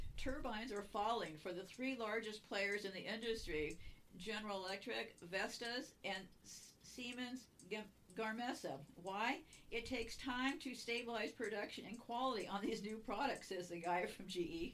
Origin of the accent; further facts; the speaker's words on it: California, United States; I was born and raised in California